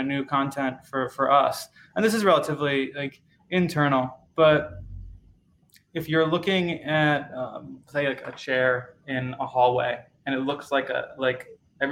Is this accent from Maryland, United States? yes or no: yes; Maryland, United States; I grew up in the United States, in Maryland